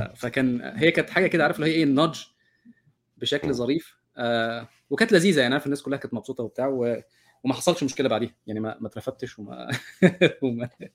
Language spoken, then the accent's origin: Arabic; Egypt; انا كمصري